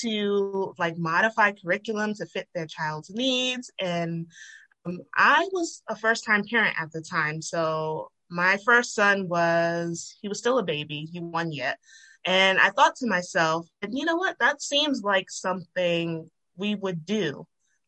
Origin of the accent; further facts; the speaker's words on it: Rhode Island, United States; moved away as an adult; now in Georgia, United States; I'm originally from Rhode Island